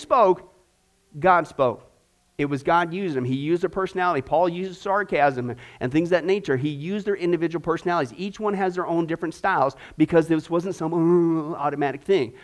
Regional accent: Kansas, United States; I grew up in Kansas, out in the middle of nowhere with buffalo

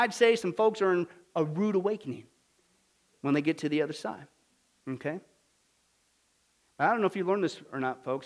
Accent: Kansas, United States; Kansas, my home state, Bible Belt

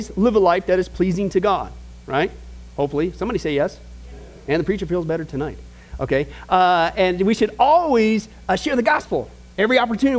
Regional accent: Midwest, United States; born or raised there

